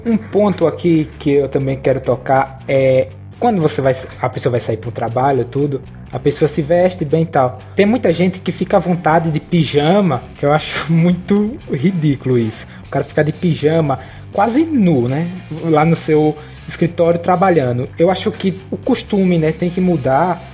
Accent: Nossa Senhora da Glória, Sergipe, Brazil; Eu aqui sou de Sergipe, é, em Nossa Senhora da Glória

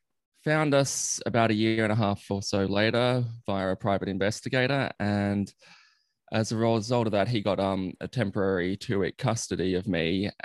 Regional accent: Sydney, New South Wales, Australia; also born or lived in Armidale; I grew up in Sydney

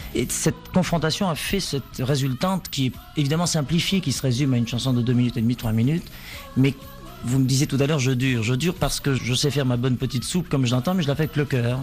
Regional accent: Egypt; moved away; j'ai quitté l'Égypte

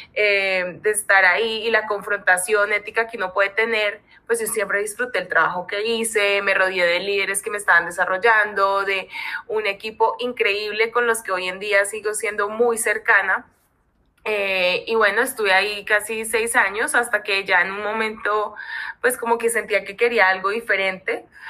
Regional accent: Colombia; now in Mexico; vivo en México, soy colombianísima

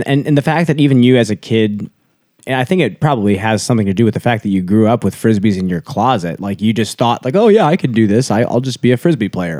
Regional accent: United States; growing up in the States

